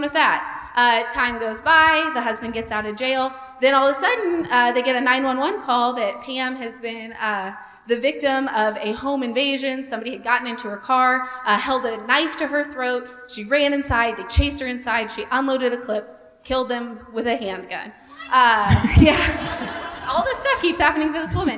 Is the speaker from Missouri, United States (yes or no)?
yes; Sedalia, Missouri, United States; I'm from a little town called Sedalia.